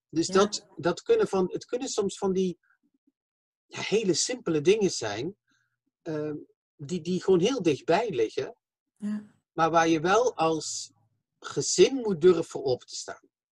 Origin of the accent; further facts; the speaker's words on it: Limburg, Flanders, Belgium; accent: southern, soft G; now in The Hague, Netherlands; ik kom van België, Slimburg, maar ik eh, eh, woon in Den Haag.